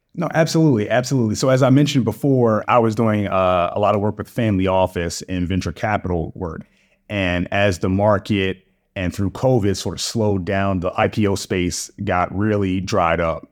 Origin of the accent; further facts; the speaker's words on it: Baltimore, Maryland, United States; moved away as an adult; also born or lived in Durham, North Carolina; now in Atlanta, United States; I was born and raised in Baltimore. I'm a Baltimore guy. to the core